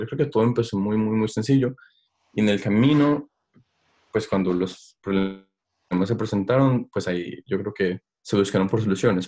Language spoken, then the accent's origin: Spanish; Colombia; moved away; also born or lived in Stockholm, Sweden / Germany; uno como colombiano